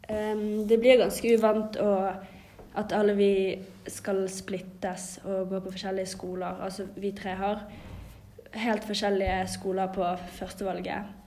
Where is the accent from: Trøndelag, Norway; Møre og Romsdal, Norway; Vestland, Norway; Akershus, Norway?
Vestland, Norway; Bergen; jeg er fra Fyllingsdalen